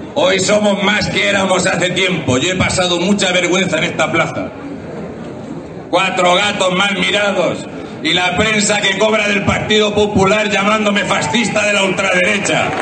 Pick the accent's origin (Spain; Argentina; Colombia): Spain; Region of Murcia; siendo murciano